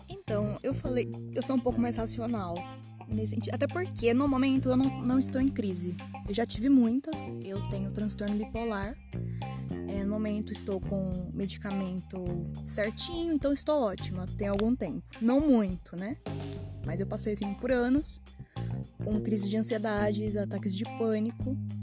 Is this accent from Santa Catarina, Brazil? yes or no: no; Matão, São Paulo, Brazil; eu sou de Matão, uma cidade de 90 mil habitantes e é muito pacato